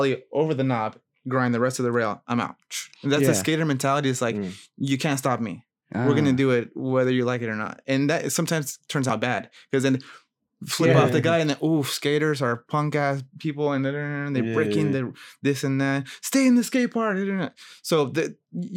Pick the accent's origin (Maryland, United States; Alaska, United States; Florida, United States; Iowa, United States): Maryland, United States; Gaithersburg; moved away as an adult; also born or lived in Rockville, Maryland; now in California, United States; I grew up in Gaithersburg, went to Prince George High School